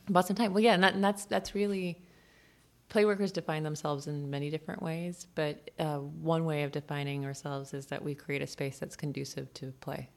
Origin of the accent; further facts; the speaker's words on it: California, United States; moved away; also born or lived in Boston; I was born in California, moved to Boston.